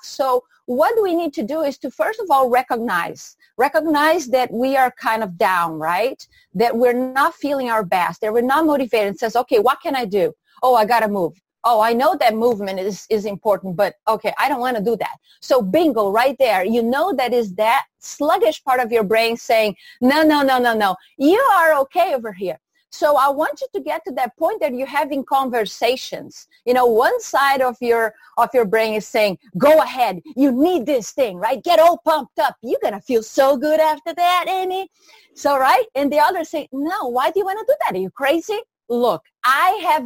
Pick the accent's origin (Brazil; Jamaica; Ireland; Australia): Brazil; moved away as an adult; now in United States; I'm originally from Brazil